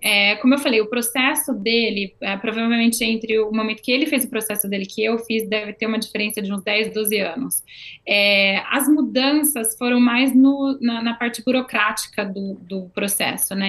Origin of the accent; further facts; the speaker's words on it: Campinas, São Paulo, Brazil; moved away as an adult; now in Canada; eu sou do interior de São Paulo, eu sou de Campinas